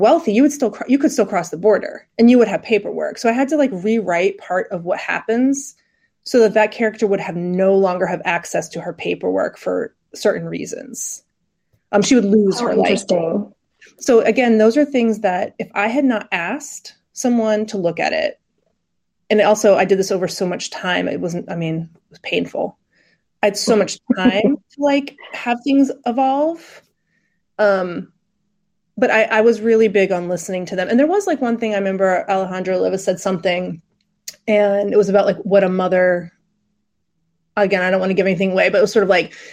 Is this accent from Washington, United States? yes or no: no; Raleigh, North Carolina, United States; I'm from Raleigh